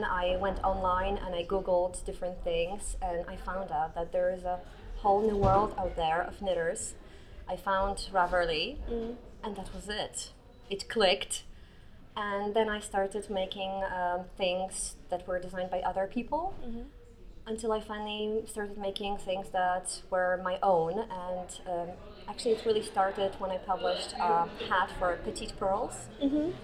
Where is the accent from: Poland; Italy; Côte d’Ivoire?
Poland; English is a second language; I come from Poland and I live in Toruń